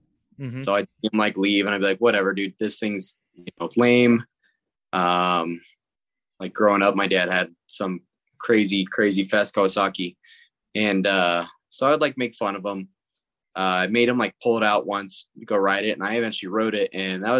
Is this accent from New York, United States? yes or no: no; Denver, Colorado, United States; I'm from Denver, Colorado